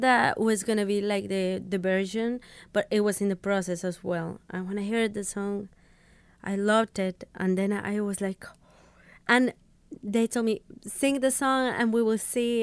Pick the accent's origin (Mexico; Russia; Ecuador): Mexico; English is a second language; I come from Mexico